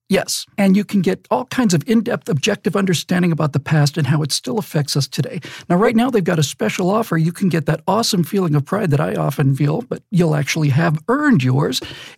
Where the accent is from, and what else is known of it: Bermuda; born or raised there